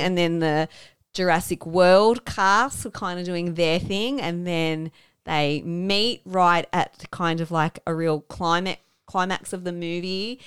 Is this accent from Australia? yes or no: yes; Australia; as an Australian